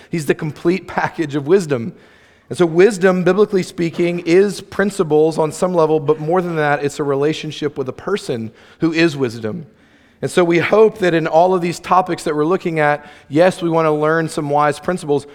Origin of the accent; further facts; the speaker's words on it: near St. Augustine, Florida, United States; Saint Augustine, Florida, shout out, hometown, close to my hometown, where the alligator farm is